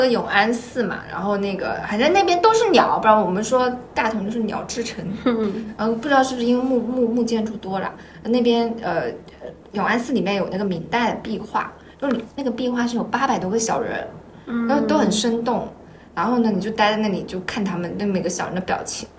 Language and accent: Chinese; Guangdong, China; 我是一个广东人